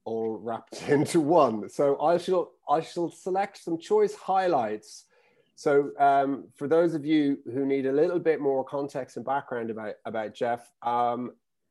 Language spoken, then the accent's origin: English; Ireland; I'm actually not from the UK. I'm from Ireland.